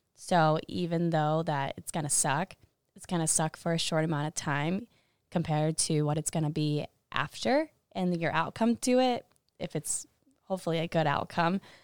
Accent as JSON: {"language": "English", "town": "Monticello", "region": "Indiana", "country": "United States", "moved": "as an adult", "lives_now": "Iowa City, United States", "said": "I'm from Monticello, Indiana, and I run cross country and track here."}